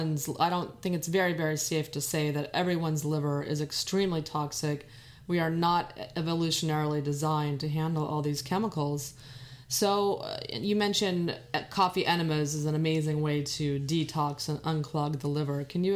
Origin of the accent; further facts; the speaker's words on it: Texas, United States; I grew up in Texas.